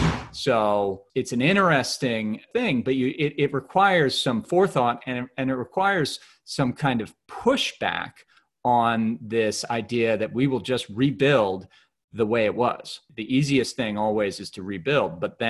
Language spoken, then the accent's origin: English; New Jersey, United States; moved away; So I'm originally from the New York area, from New Jersey.